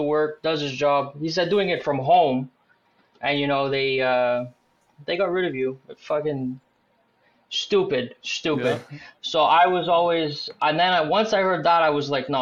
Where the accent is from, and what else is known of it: Montreal, Quebec, Canada; born or raised there; also born or lived in Nepean, Ontario